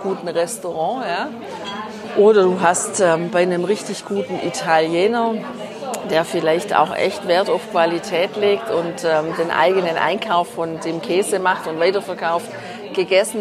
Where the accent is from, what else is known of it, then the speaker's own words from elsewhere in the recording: Germany; zu Hause bei uns in Deutschland